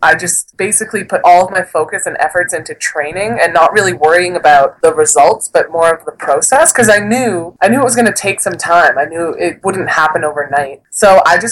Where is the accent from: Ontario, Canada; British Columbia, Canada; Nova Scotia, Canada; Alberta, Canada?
Alberta, Canada; Calgary; move back to Calgary where my hometown is